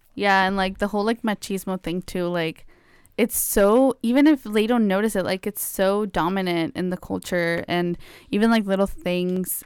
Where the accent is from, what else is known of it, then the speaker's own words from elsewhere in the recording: Mexico; now in United States; I grew up in Mexico, so, like, it was also very different. I, like, n, since I moved to the U S